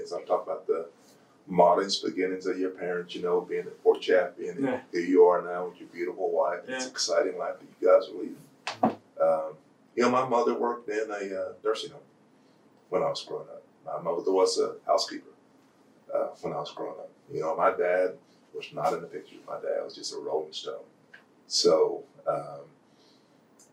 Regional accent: Purcell, Oklahoma, United States; growing up in Purcell, Oklahoma

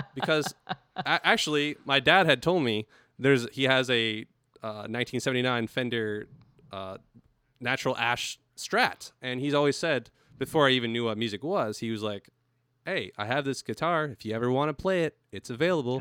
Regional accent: El Cajon, California, United States; also born or lived in La Mesa, California; was born in La Mesa and grew up in El Cajon, California

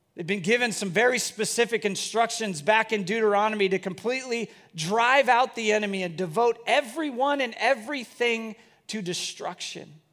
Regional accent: Bellevue, United States; growing up in Bellevue, it was a place that I just always wanted to live.

